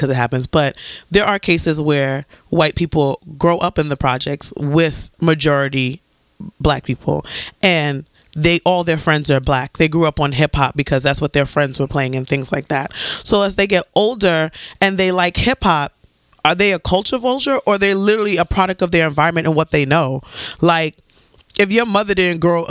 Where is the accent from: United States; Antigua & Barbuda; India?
Antigua & Barbuda; I'm from Antigua. For anybody who doesn't know, I'm fully Antiguan